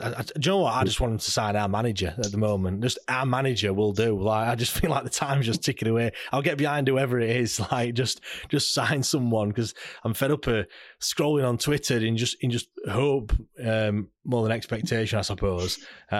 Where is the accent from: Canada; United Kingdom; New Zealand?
United Kingdom; South West England; Well, I came from Cornwall